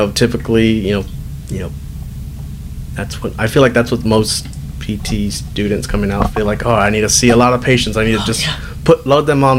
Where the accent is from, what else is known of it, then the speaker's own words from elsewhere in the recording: San Antonio, Texas, United States; also born or lived in Lubbock, Texas; I came back home, so I'm from San Antonio